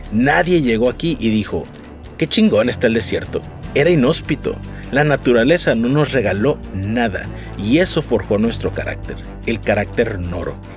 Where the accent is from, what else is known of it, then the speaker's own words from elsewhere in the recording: Sonora, Mexico; moved away as an adult; now in California, United States; Soy un internacionalista sonorense viviendo en California desde hace más de 10 años, pero nunca perdí mi acento. Haz de cuenta que me acabo de bajar del caballo.